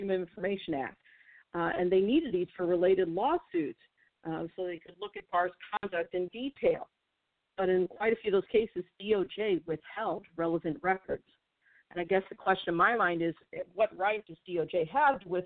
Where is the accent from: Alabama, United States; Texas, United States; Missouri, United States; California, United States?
Missouri, United States; my home state of Missouri